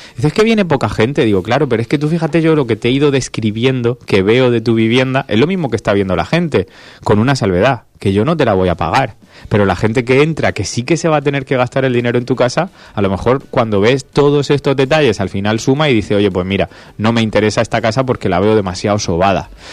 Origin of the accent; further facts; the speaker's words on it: Region of Murcia, Spain; somos murcianos